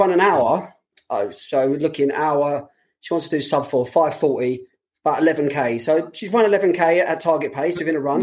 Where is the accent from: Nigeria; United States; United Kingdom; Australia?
United Kingdom; London; for a lot of people like myself, being a Londoner